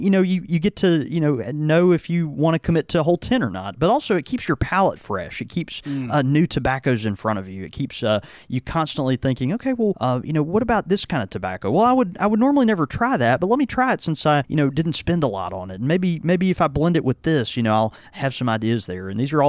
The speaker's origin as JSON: {"language": "English", "region": "the South", "country": "United States", "tie": "born or raised there", "said": "I grew up in the South, mostly going to Southern Baptist churches."}